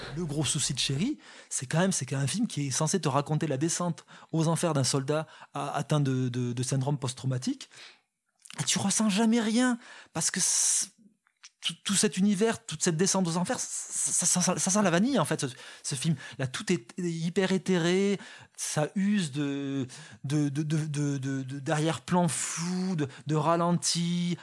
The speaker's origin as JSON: {"language": "French", "region": "south of France", "country": "France", "said": "je viens du sud de la France"}